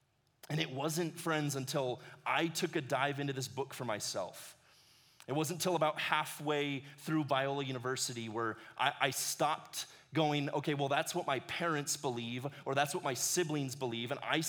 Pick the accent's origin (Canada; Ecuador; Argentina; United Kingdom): Ecuador; now in United States; But I loved growing up in Ecuador. It gave me this perspective of the world that I'm really thankful for. I spent 11 years of my life down in ministry with my parents.